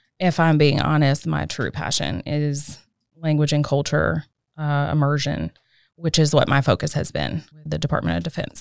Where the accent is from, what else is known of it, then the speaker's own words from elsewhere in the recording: Fayetteville, North Carolina, United States; moved away as an adult; also born or lived in Washington, D.C.; now in Cary, United States; I grew up in Fayetteville, right outside of Fort Bragg, small military town